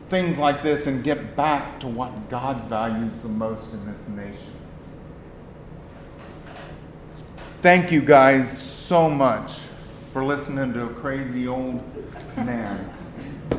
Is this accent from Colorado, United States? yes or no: no; Texas, United States; I am a Texan first